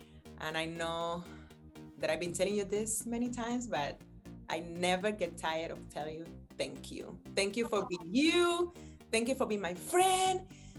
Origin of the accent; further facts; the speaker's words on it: Miami, Florida, United States; And on top of that, I'm from Miami. I'm from Florida.